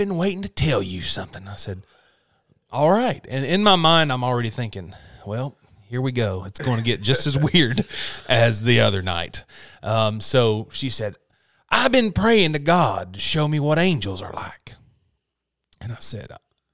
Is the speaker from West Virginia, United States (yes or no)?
yes; West Virginia, United States; We're not Northern, but we're not Southern. But we're just Appalachian